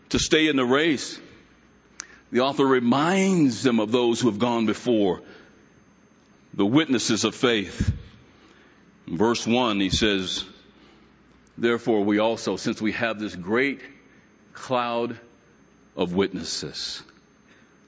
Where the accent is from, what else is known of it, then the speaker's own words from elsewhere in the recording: United States; as an American